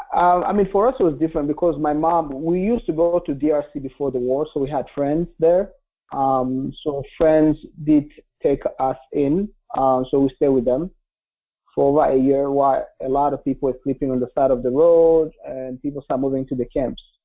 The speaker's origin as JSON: {"language": "English", "region": "Kigali", "country": "Rwanda", "tie": "born or raised there", "also_born_or_lived": "Republic of the Congo / Vermont", "second_language": "English", "moved": "yes", "lives_now": "United States", "said": "I grew up in Kigali, which is the capital um, of um, Rwanda"}